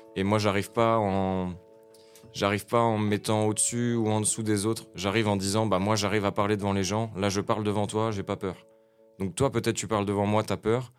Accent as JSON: {"language": "French", "town": "Nancy", "region": "Grand Est", "country": "France", "tie": "born or raised there", "said": "Je suis né à Nancy en 1994. J'ai grandi à Nancy, Malzéville, Champignol, Nancy"}